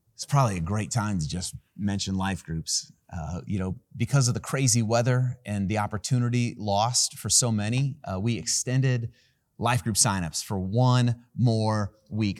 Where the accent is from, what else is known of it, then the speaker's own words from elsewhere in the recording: Van Wert, Ohio, United States; I was born in a town called Van Wert, Ohio